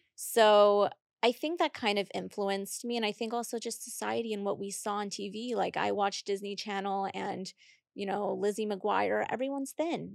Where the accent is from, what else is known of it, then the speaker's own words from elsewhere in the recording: Puerto Rico; moved away; also born or lived in Boston / Miami; I'm from Puerto Rico.